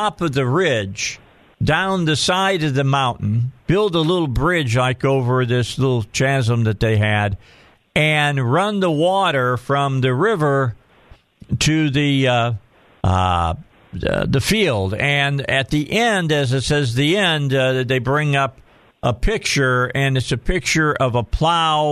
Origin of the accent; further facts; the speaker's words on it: Indiana, United States; I grew up in Indiana